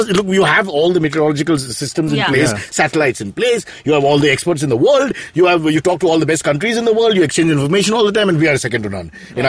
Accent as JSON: {"language": "English", "town": "Mumbai", "region": "Maharashtra", "country": "India", "tie": "born or raised there", "said": "we're all four from Mumbai, born and bred, we'll die in traffic."}